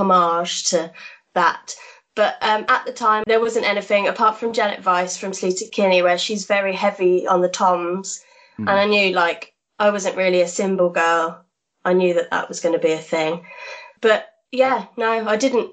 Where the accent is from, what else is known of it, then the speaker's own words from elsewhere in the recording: Norwich, East of England, United Kingdom; moved away; also born or lived in Wolverhampton; I was from Norwich at the time, so we went to the UEA